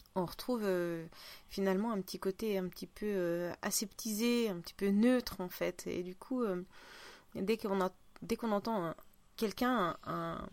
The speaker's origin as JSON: {"language": "French", "country": "Russia", "accent": "Russian", "second_language": "French", "moved": "yes", "lives_now": "France", "said": "je vais pas le sortir mon accent parce que euh, c'est même plus authentique, c'est russe"}